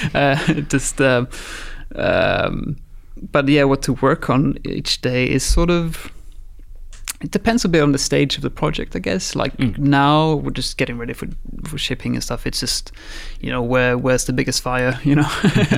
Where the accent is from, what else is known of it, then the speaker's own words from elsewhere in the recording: Sweden; moved away as an adult; also born or lived in Guildford, England / Brazil; I'm from Sweden. Media Molecule has an office in Guildford here in England. I moved over here when I was 19, lived here 6 years